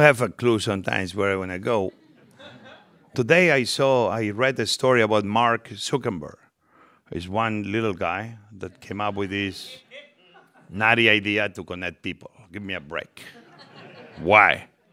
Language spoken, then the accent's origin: English; Spain; English is a second language; moved away as an adult; now in United States; I came from Spain, I was very young